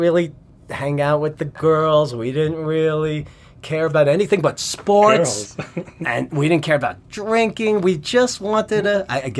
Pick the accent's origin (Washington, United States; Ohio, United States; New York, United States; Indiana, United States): New York, United States; New York City; I grew up in the Bronx.